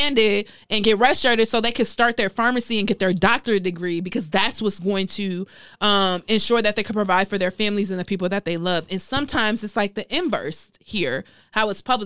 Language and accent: English; New York City, New York, United States; I come from a place where both of my parents are West African, but I was born in Harlem